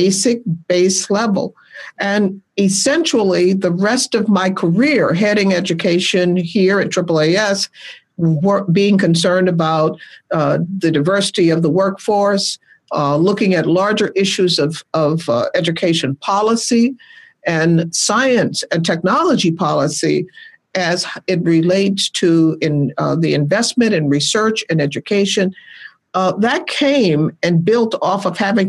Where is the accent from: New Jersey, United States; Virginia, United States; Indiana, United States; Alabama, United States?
Alabama, United States; Birmingham; moved away as an adult; also born or lived in Seattle, Washington; I was born and raised in Birmingham, Alabama